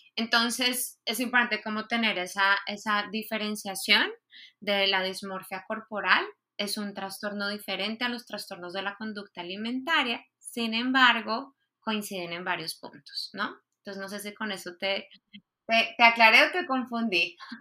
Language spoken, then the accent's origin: Spanish; Colombia; moved away as an adult; also born or lived in Spain; now in Mexico; soy de Colombia